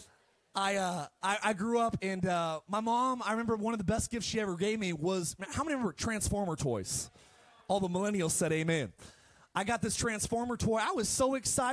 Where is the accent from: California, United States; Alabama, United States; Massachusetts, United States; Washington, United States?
California, United States; Palmdale; moved away; also born or lived in Eagle Rock, Los Angeles / Idaho; I grew up in Palmdale, and we didn't have a whole lot